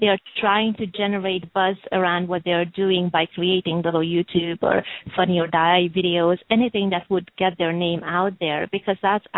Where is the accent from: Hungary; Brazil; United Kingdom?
Hungary; English is a second language; also born or lived in Romania; now in Los Angeles, United States; So I was born in Hungary and really born and raised both in Hungary and Romania. And as I was growing up, I lived all over Europe, so basically in six other countries before I moved to Los Angeles